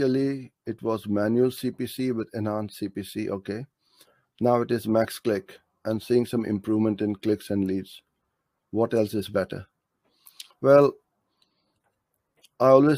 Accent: Karachi, Sindh, Pakistan; From Karachi, my hometown.

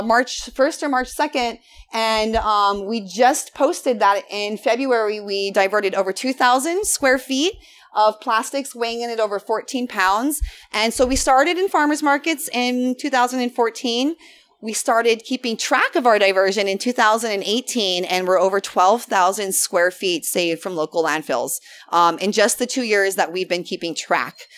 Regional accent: Big Island, Hawaii, United States; I grew up on the Big Island

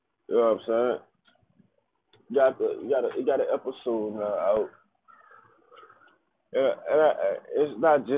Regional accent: New Orleans, Louisiana, United States; I'm from New Orleans

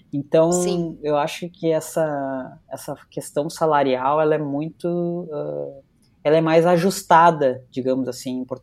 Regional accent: Porto Alegre, Rio Grande do Sul, Brazil; now in São Paulo, Brazil; Eu saí de Porto Alegre, fui para São Paulo para justamente ganhar mais.

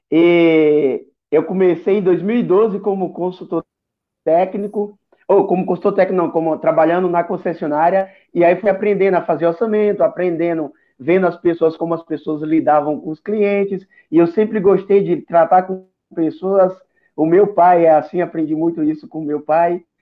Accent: Bahia, Brazil; born there; moved away as an adult; now in São Paulo, Brazil; Olavo, é, eu sou baiano de nascimento, cheguei em São Paulo em 2010, tive alguns outros alguns trabalhos iniciais.

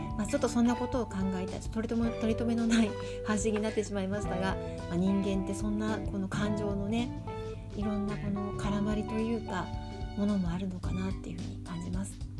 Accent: Shinjuku, Tokyo, Japan; moved away; also born or lived in Hokkaido; 自分が出身の新宿と北海道

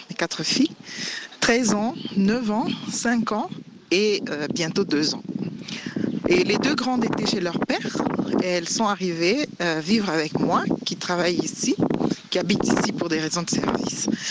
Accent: DR Congo; now in Bujumbura, Burundi; Je suis congolaise, République démocratique du Congo et euh, j'habite Bujumbura, la capitale du Burundi.

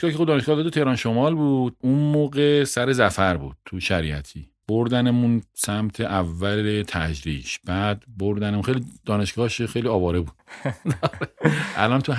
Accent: Bahar, Hamadan Province, Iran; also born or lived in Ilam / Abdanan / Tehran; متولد تیر 56 م همدانی هم هستم بهار همدان شهری تقریبا 15 کیلومتری همدان و پدر و مادر از اهل اونجان من تو خودم توی پایگاه نوژه دنیا آمدم

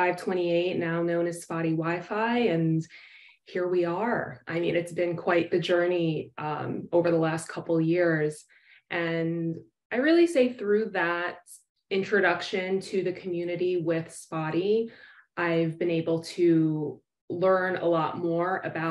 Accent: New York City, New York, United States; moved away as an adult; now in Florida, United States; I am born and raised in New York City, where I trained

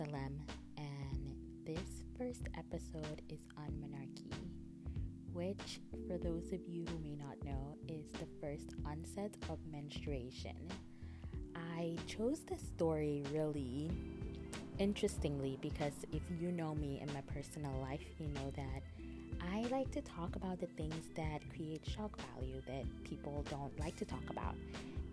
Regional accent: Calabar, Cross River, Nigeria; I grew up in Calabar, in a city in Nigeria

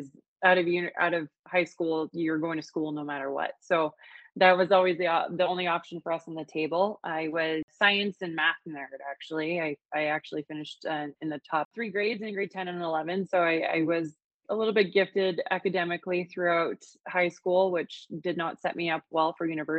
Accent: Edmonton, Alberta, Canada; now in Calgary, Canada; I am Alberta girl through and through. I grew up in Edmonton.

